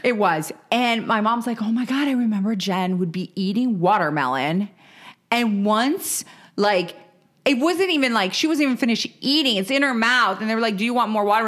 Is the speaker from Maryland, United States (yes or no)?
yes; Maryland, United States; moved away; we're from Maryland originally